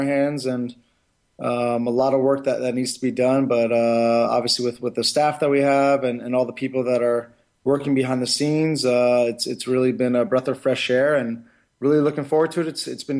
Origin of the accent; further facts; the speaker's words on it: United States; I was born in the United States and brought up in this country